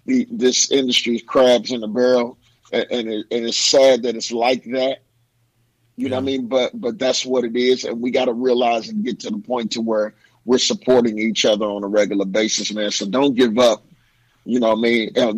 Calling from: Louisville, Kentucky, United States; calling from Louisville, Kentucky.

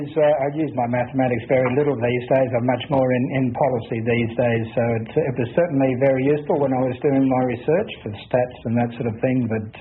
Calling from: Adelaide, South Australia, Australia; We're in Adelaide. It's very dry here.

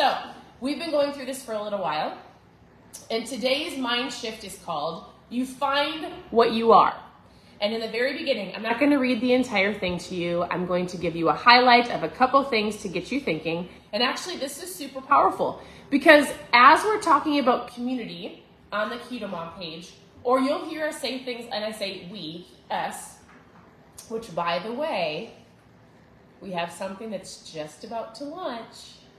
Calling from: Florida, United States; I'm tuning in from Florida.

